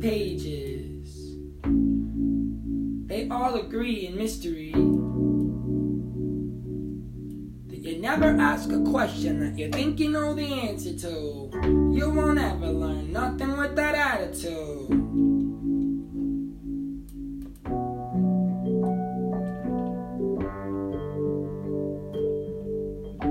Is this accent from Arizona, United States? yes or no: yes; Tucson, Arizona, United States; I'm from Tucson, Arizona, so we say guitar